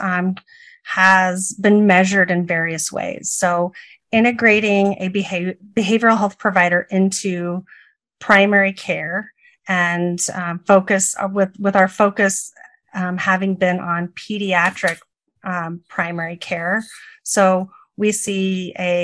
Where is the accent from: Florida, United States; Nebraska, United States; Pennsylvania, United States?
Nebraska, United States; rural; also born or lived in Illinois; I am from rural Nebraska and currently live in Omaha, Nebraska.